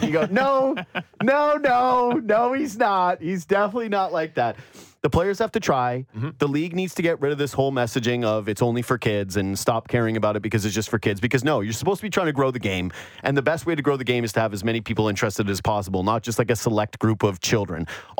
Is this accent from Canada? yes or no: yes; Canada; also born or lived in Toronto; I am Canadian